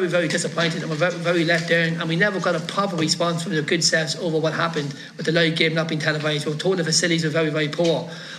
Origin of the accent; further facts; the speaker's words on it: Dundalk, County Louth, Ireland; I come from Dundalk.